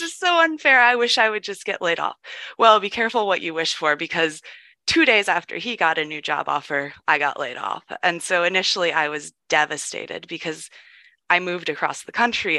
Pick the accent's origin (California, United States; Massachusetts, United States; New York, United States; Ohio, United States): Ohio, United States; I grew up in Ohio in a very warm and accepting environment